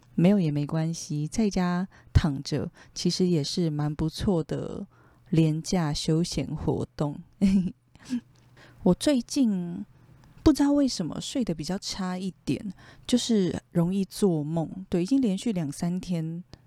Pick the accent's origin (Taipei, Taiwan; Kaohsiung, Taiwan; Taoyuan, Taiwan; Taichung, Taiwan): Taipei, Taiwan; moved away as an adult; 我真的是从小就住在内湖，从出生的那一天起， 就是土生土长的内湖人